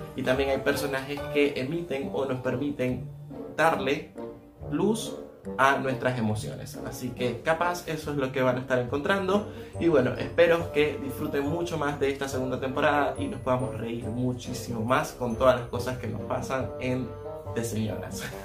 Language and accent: Spanish; Venezuela; moved away as an adult; now in Argentina; estoy en Argentina, soy de Venezuela, tengo más de unos 6 años más o menos en Argentina